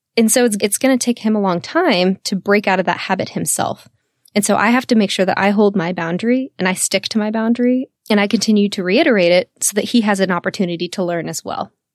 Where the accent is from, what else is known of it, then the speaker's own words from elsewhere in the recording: Texas, United States; I'm born and raised in the South, in Texas